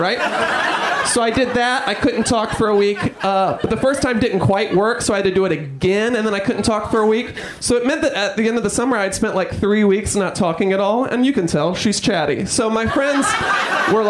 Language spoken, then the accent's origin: English; New York, United States; I'm from New York.